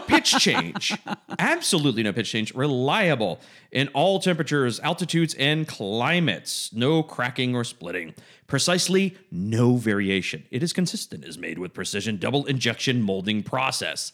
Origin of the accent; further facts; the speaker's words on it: Georgia, United States; I'm from Georgia